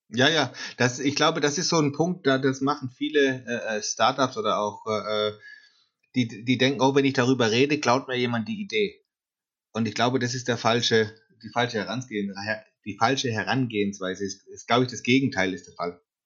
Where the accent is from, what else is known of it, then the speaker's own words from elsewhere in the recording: Karlsruhe, Baden-Württemberg, Germany; ich komme aus dem Süden, Karlsruhe